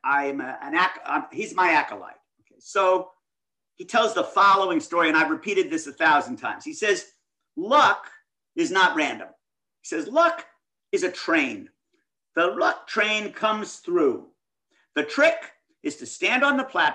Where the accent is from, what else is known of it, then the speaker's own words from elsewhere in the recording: Midwest, United States; I grew up in the Midwest.